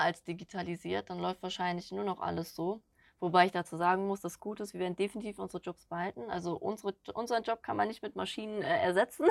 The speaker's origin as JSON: {"language": "German", "town": "Schwalmstadt", "region": "Hesse", "country": "Germany", "tie": "born or raised there", "moved": "yes", "said": "ich komme gebürtig von Kassel oben, Schwalmstadt die Ecke"}